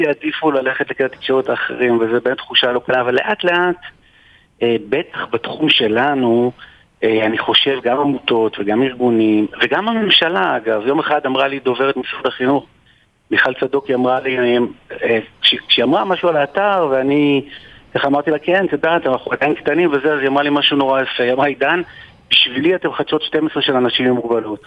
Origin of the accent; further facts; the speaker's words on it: Israel; אנחנו ישראלים, אנחנו יהודים